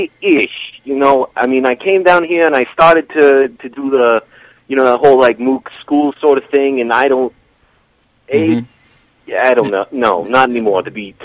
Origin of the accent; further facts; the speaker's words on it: Brooklyn, New York, United States; I'm from Brooklyn, all right?